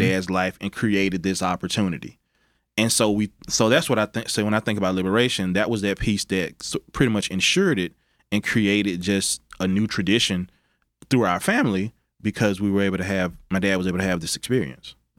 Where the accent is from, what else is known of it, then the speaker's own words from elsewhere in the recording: Mississippi Delta, United States; also born or lived in Arkansas / Tennessee; now in Memphis, United States; growing up in the Mississippi Delta, Memphis was the closest big city.